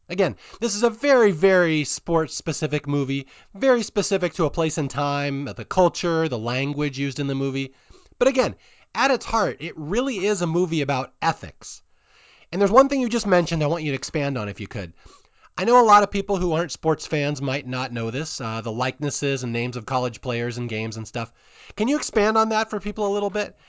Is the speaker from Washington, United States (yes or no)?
yes; Seattle, Washington, United States; I'm from Seattle.